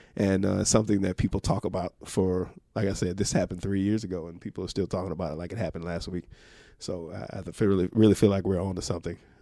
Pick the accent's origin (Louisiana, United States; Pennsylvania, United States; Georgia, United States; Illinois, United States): Georgia, United States; Atlanta; moved away; Georgia, originally. Uh, Grady Baby, for those of you who know, uh, Atlanta very well, downtown Atlanta is where Grady Hospital is